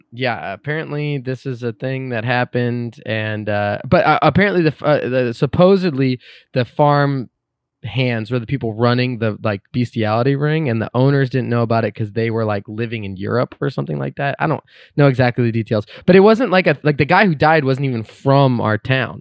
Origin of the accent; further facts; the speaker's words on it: Concord, California, United States; No, I was born and raised in California. I'm from the East Bay. I'm from Concord, California.